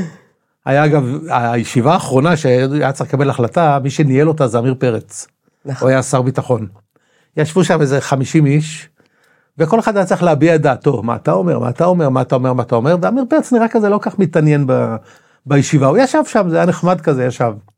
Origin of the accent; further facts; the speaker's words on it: Tel Aviv-Yafo, Tel Aviv District, Israel; also born or lived in Rishon LeZion; יליד יפו בכלל. נולדתי ביפו, גדלתי עם השנים, לא חשוב, התחתנתי, עברתי לראשון לציון